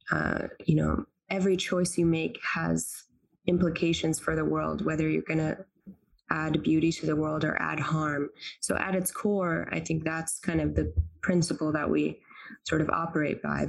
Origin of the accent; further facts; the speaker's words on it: North Carolina, United States; also born or lived in Tunis, Tunisia / Cambridge, United Kingdom / Cambridge, Massachusetts; I'm a Tunisian American uh, Muslim. I grew up in North Carolina, but I went back to Tunis, uh, where my whole family lives every summer